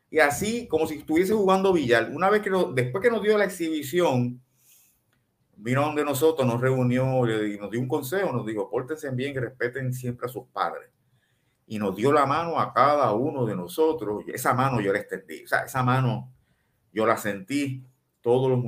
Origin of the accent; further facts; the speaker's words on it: Nicaragua; Como nicaragüense, como yo me hubiese sentido, Dios mío, pero ¿qué es esto? ¿Qué más, qué más puede pasar? Nos pasa este terremoto y ahora Roberto Clemente venía para acá y perdió la vida por nosotros.